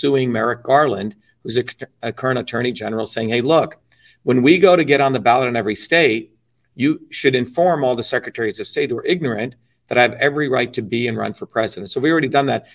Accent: India; now in United States; I was born in India.

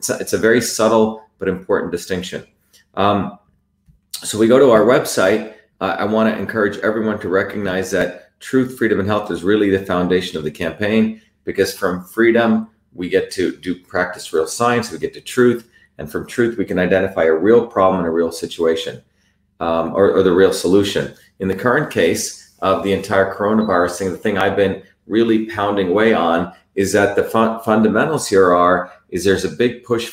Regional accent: Mumbai, Maharashtra, India; now in Massachusetts, United States; I grew up in Bombay, by the way, what's now called Mumbai

